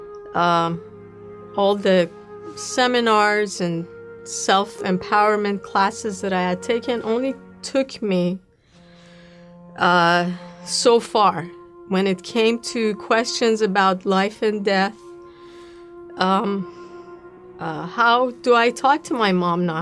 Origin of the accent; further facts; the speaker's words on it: Tehran, Tehran Province, Iran; moved away as an adult; also born or lived in New York; As a Jewish kid, growing up in Tehran, I went to a Jewish school